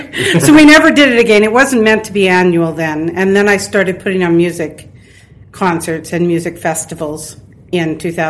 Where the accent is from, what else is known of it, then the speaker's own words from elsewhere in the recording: Swift Current, Saskatchewan, Canada; also born or lived in Regina / Alberta; I'm fortunate enough to live on a farm now, and I grew up in Swift Current itself